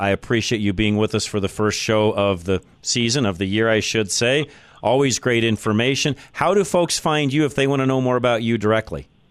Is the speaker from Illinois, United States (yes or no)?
no; Boulder, Colorado, United States; I am a native of, of Boulder, so uh, there's not too many of us around left